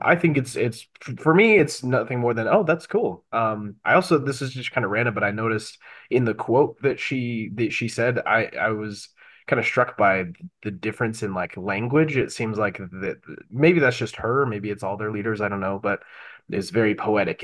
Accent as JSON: {"language": "English", "town": "Bountiful", "region": "Utah", "country": "United States", "tie": "born or raised there", "said": "I grew up in Bountiful"}